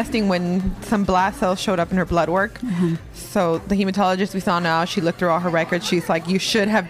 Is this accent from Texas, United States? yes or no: yes; Houston, Texas, United States; from Houston, Texas.